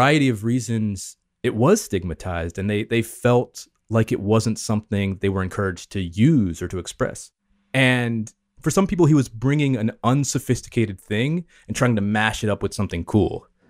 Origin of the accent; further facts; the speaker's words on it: the South, United States; My mom's half Japanese. I'm obviously, because of that, all very mixed culture myself. I grew up in the South here in the U.S.